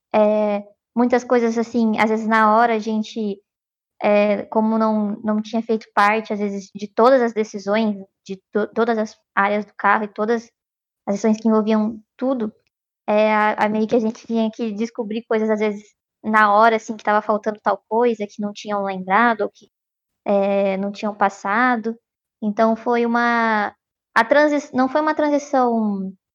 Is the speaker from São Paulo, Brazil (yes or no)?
yes; Piracicaba, São Paulo, Brazil; moved away as an adult; now in São Carlos, Brazil; eu sou de Prascava